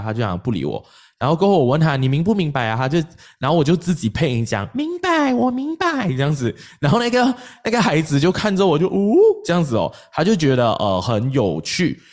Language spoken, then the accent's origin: Chinese; Malaysia; 我们马来西亚人